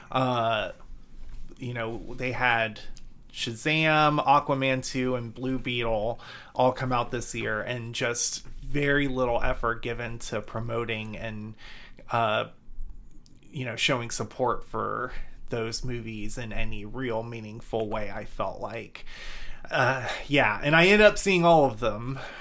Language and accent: English; Georgia, United States; I'm from Georgia